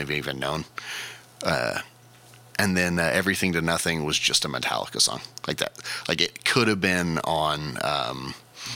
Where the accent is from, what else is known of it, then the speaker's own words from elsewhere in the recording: United States; as a American